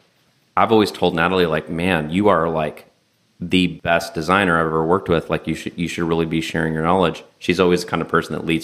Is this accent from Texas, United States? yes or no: yes; West Texas, United States; moved away as an adult; also born or lived in New York City; I was born and raised in West Texas